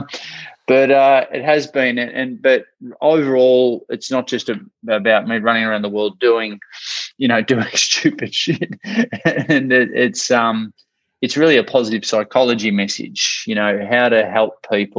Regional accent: Australia; accent: Australian; also born or lived in Ocean Grove, Victoria; I'm from Australia, hence the accent.

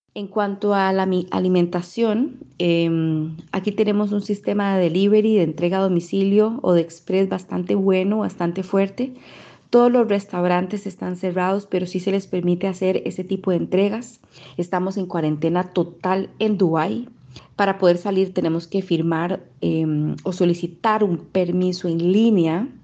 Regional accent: Costa Rica; moved away as an adult; now in United Arab Emirates; soy costarricense, comunicadora y desde hace más de dos años vivo en Emiratos Árabes Unidos

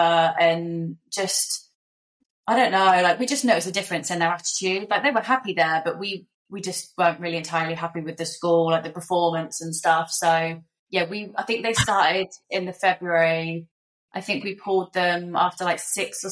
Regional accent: Somerset, South West England, United Kingdom; moved away as an adult; now in Perth, Australia; in the UK, we come from Somerset, so there's just fields around, not really much going on.

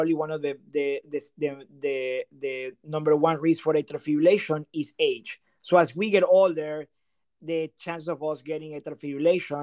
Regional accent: Venezuela; moved away as an adult; also born or lived in New Haven, Connecticut / Pittsburgh / Burlington, Massachusetts; now in Delray Beach, United States; I'm originally from Venezuela

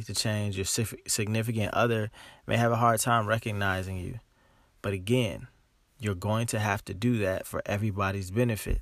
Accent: Dayton, Ohio, United States; moved away as an adult; also born or lived in Los Angeles, California; I'm from Dayton, Ohio. And I moved to Los Angeles about 8 years ago. I live in Dayton, Ohio now.

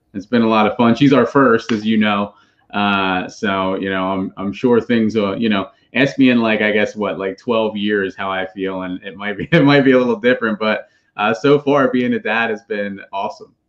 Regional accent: Philadelphia, Pennsylvania, United States; now in Charlotte, United States; I'm from the Greater Philadelphia area. I live with my family now in Charlotte, North Carolina.

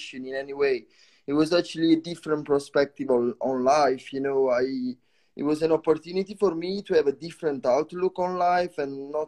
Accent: Italy; English is a second language; moved away as an adult; also born or lived in Bristol, United Kingdom; now in Netherlands

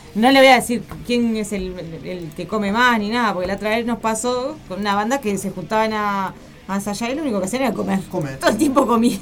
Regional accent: Las Piedras, Canelones, Uruguay; yo soy de Las Piedras

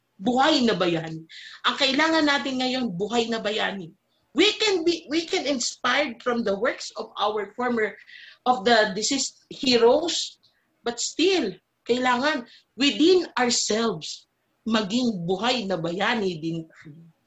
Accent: Philippines; bilang isang Pilipino

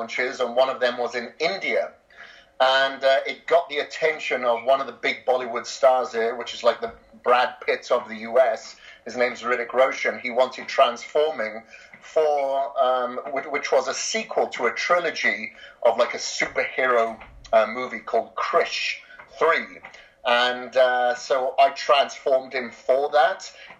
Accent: Wales, United Kingdom; moved away as an adult; also born or lived in Australia; I'm from Wales originally, grew up on a farm there for, you know, the vast majority of my life.

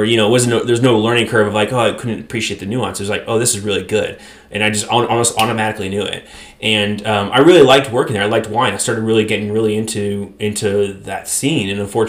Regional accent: Clarksville, Tennessee, United States; I was a military brat, so I grew up in Clarksville, but then I went to school at University of Tennessee, Knoxville

